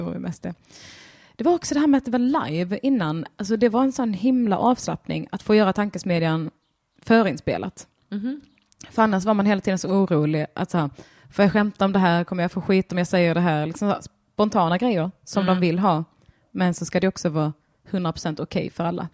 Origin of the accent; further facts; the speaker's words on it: Skåne, Sweden; now in Stockholm, Sweden; jag var skåning